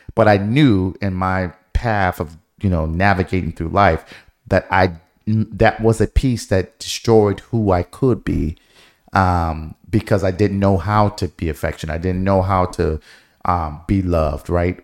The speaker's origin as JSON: {"language": "English", "town": "Detroit", "region": "Michigan", "country": "United States", "tie": "born or raised there", "moved": "yes", "said": "growing up in Detroit, y, there were so many things that we did not have"}